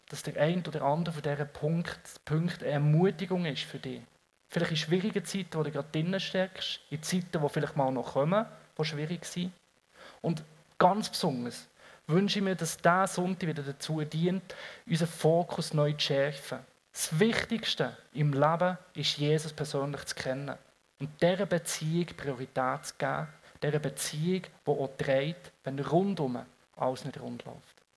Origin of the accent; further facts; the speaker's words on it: Switzerland; Ich meine, ich bin Schweizer und rede über Leid.